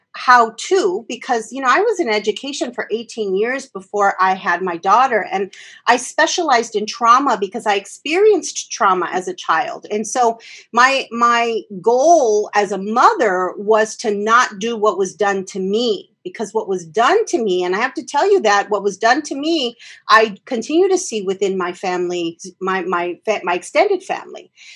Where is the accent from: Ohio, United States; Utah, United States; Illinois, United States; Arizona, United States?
Arizona, United States; Phoenix; I grew up in South Phoenix and um, most of my time in South Phoenix